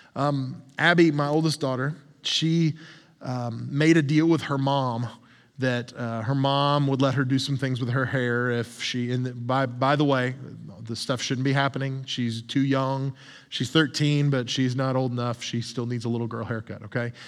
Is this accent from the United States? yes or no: yes; the South, United States; I'm from the South